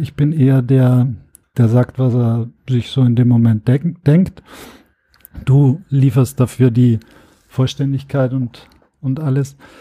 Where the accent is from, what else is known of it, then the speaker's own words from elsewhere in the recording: Austria; now in Germany; auch als Österreicher